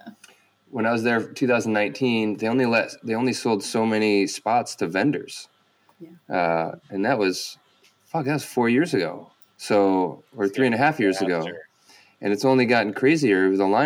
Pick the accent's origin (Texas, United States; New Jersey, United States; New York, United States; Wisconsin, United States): New York, United States; Saratoga Springs; I grew up, SPAC was my hometown venue